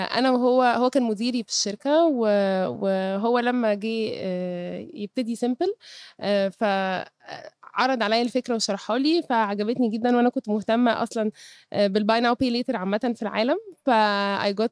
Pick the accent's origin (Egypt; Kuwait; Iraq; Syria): Egypt; Cairo, Cairo Governorate; born there; عندي 32 سنة اتولدت في القاهرة درست في الجامعة الأمريكية